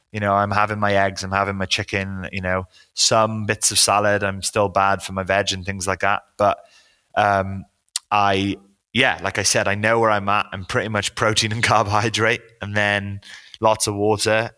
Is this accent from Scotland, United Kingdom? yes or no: no; Wales, United Kingdom; now in London, United Kingdom; I grew up in Wales